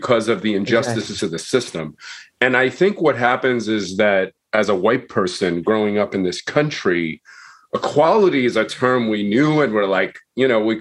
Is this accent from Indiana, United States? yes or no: no; Long Island, New York, United States; I grew up in Long Island in an area that was segregated.